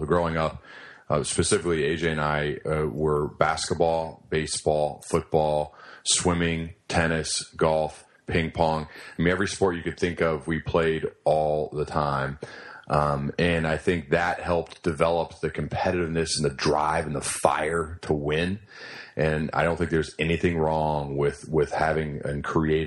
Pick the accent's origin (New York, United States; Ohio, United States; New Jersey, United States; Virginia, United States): Ohio, United States; Centerville; I grew up in Centerville, Ohio. It's where I currently live